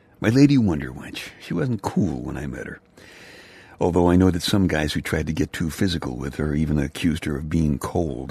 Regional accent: New York City, New York, United States; section of Brooklyn, New York

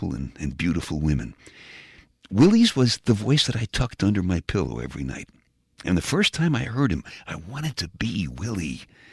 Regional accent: New York City, New York, United States; I was just a little kid growing up in Brooklyn, New York.

